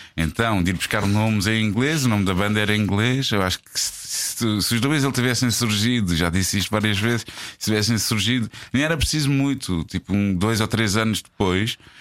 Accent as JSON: {"language": "Portuguese", "country": "Portugal", "said": "nós, enquanto Tugas"}